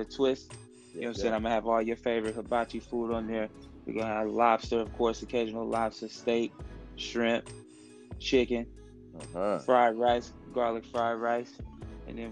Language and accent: English; Oakland, California, United States; growing up in Oakland, man, we you learn how to hustle, man, at a young age